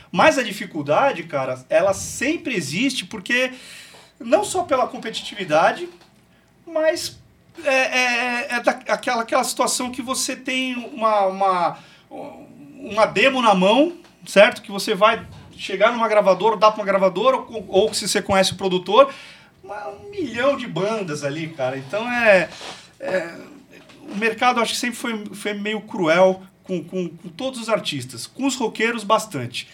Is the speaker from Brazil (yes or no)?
yes; Santos, São Paulo, Brazil; moved away as an adult; now in Taubaté, Brazil; eu sou de Santos, sou paulistano, cara, sou de Santos